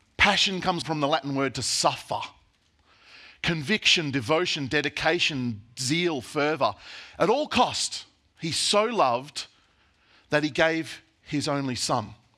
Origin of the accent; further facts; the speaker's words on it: Australia; as Aussie Christians